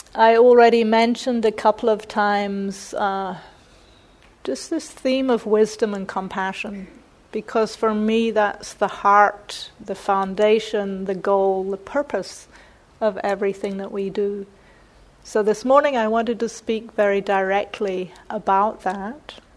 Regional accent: New Zealand; moved away; I grew up mostly in New Zealand

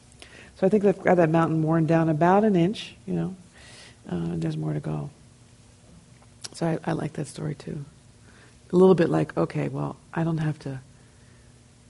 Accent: New Jersey, United States; I'm from New Jersey

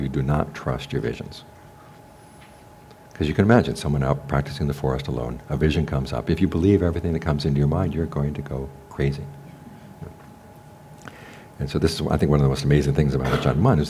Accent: United States; also born or lived in Thailand; we were raised in American high schools where it was the intelligent students were disrespectful to the teachers

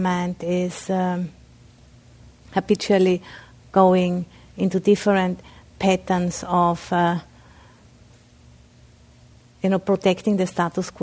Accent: Austria; English is a second language; moved away; I'm originally from Austria, so I have a bit of an accent.

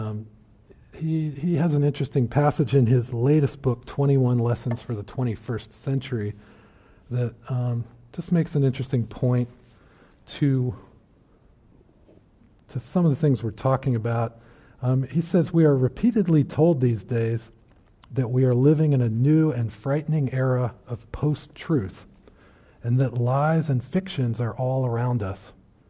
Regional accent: Virginia, United States; I lived in a small town, and this was out in the country near my hometown

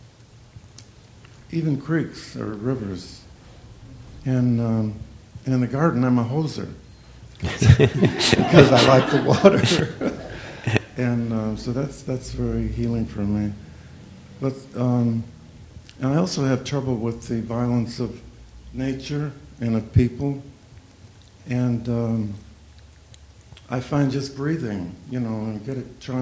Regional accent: Lake Michigan, Midwest, United States; moved away; I was raised on Lake Michigan

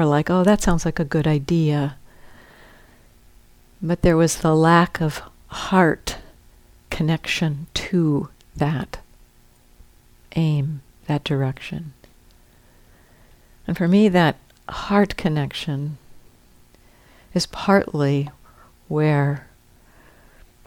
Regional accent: United States; growing up in the United States

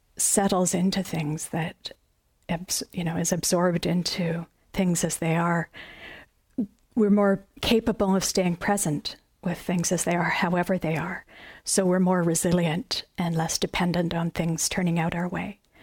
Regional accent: Canada; as a Canadian

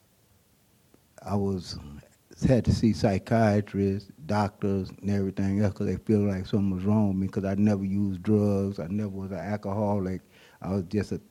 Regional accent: Oakland, California, United States; also born or lived in San Francisco, California; I was born in San Francisco. I lived in Hunters Point. We moved when I was about 7, 8 years old, moved to Oakland.

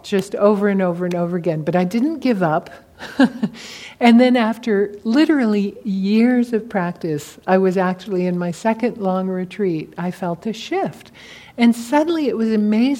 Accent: California, United States; I'm from California, I'm an old hippie

